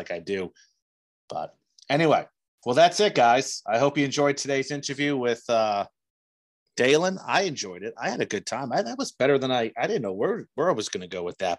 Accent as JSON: {"language": "English", "region": "New Jersey", "country": "United States", "also_born_or_lived": "Cincinnati", "moved": "yes", "lives_now": "Indiana, United States", "said": "I'm from New Jersey"}